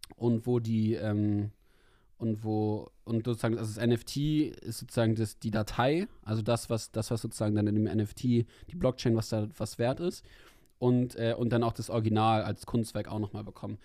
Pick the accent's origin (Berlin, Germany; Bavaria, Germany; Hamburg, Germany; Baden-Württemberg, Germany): Berlin, Germany; als Berliner